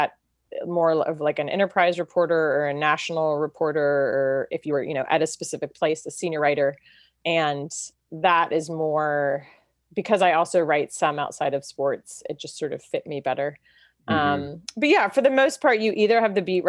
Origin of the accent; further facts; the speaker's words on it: Chapel Hill, North Carolina, United States; I grew up in Chapel Hill